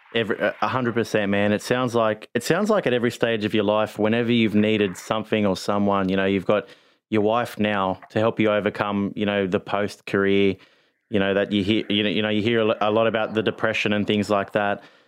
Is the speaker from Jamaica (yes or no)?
no; Australia; as an Aussie